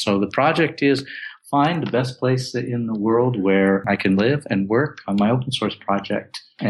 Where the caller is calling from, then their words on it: Kuala Lumpur, Federal Territory of Kuala Lumpur, Malaysia; I'm checking in from Kuala Lumpur, Malaysia, and it's about midnight right now here in KL.